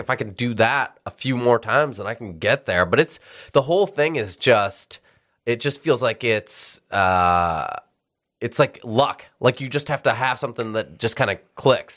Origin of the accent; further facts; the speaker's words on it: Detroit, Michigan, United States; moved away as an adult; also born or lived in Dubai / Abu Dhabi / Memphis; now in Philadelphia, United States; I grew up in Detroit